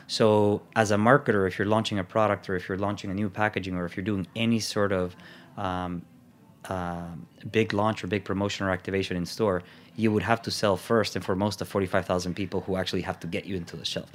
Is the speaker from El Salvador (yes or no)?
yes; El Salvador; also born or lived in Miami, United States; now in United States; went back to El Salvador, and I was there